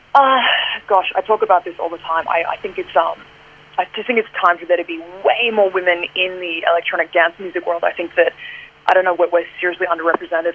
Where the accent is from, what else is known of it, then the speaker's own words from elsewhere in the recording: Australia; I'm an Aussie and this is my home